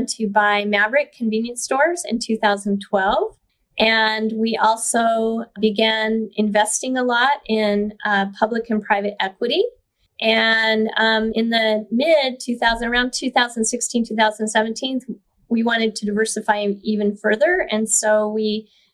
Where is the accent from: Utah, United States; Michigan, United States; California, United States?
Utah, United States; Brigham City; also born or lived in Idaho / Bountiful, Utah; I was born in Brigham City, Utah in the 60s and grew up just a pretty normal life